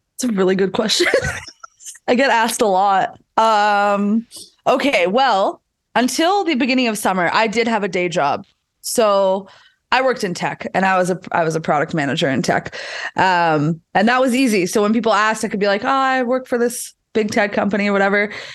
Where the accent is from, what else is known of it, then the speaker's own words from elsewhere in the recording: Winnipeg, Manitoba, Canada; I'm also from Winnipeg, so I don't know if you've ever been there, but it is the coldest place in this country